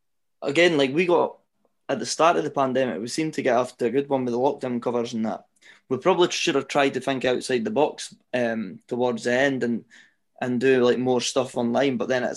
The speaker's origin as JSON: {"language": "English", "region": "Scotland", "country": "United Kingdom", "said": "it's good being Scottish now, because like you say, the Scottish scene is thriving"}